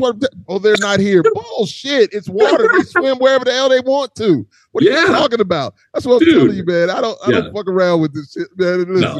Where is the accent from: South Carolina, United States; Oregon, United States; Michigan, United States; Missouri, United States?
South Carolina, United States; Charleston; I'm from Charleston, South Carolina